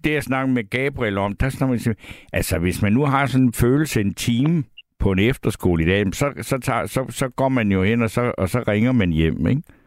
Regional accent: South Funen, Southern Denmark, Denmark; i min barndom hjemme på Sydfyn

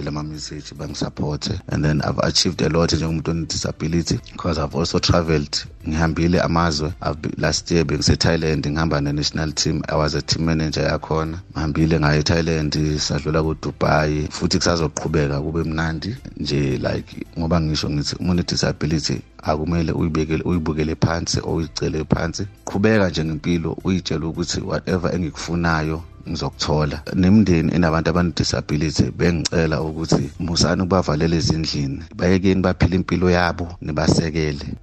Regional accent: KwaZulu-Natal, South Africa; now in Pretoria, South Africa; okuhlala ngihlala ePretoria but originally ngiphuma eKZN.

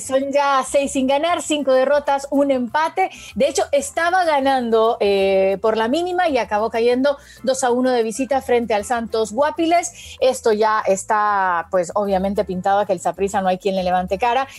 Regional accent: Honduras; yo como hondureña

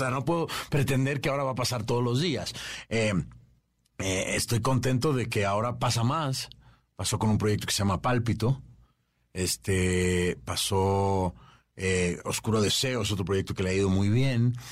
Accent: Venezuela; yo soy venezolano

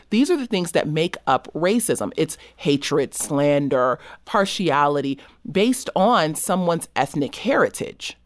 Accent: Los Angeles, California, United States; I grew up in South Central Los Angeles

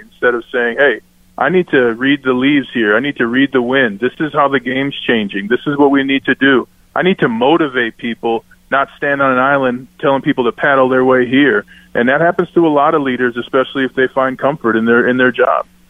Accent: Minnesota, United States; now in Denver, United States; I'm from Minnesota

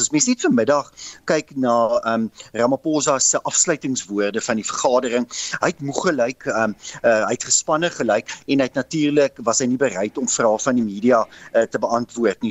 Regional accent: South Africa

